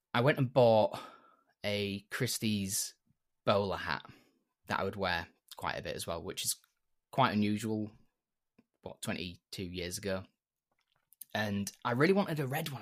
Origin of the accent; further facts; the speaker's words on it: York, Yorkshire and the Humber, United Kingdom; I'm from York, which is in Yorkshire in the UK.